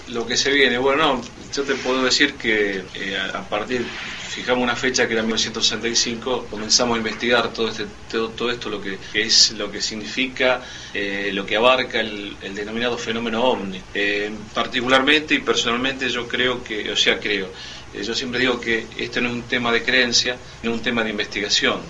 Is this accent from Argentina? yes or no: yes; Rosario, Santa Fe, Argentina; yo vengo de la ciudad, provengo de la ciudad de Rosario.